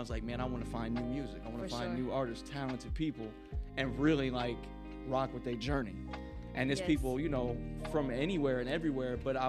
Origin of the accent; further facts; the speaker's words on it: Midwest, United States; moved away as an adult; now in Las Vegas, United States; I love Vegas, man. It's like my second home, and I'm from the Midwest, so you know it's a completely new environment for me.